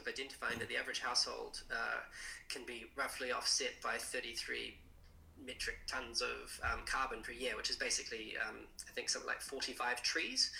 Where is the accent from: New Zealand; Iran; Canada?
New Zealand; Central Otago; also born or lived in Christchurch, New Zealand; I was born in Christchurch, but Central Otago since 1984. My dad started a jet boat company down there, and grew up in the deep south.